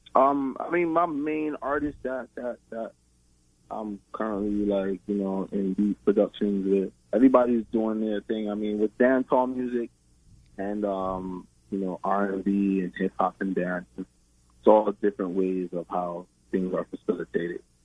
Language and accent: English; Brooklyn, New York, United States; I was born and raised in Brooklyn, New York